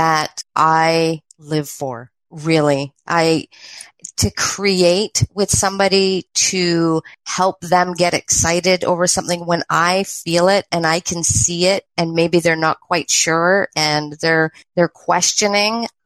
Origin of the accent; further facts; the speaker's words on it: British Columbia, Canada; also born or lived in Ontario; I was born in Ontario and I was 3 when we moved to the west coast of Canada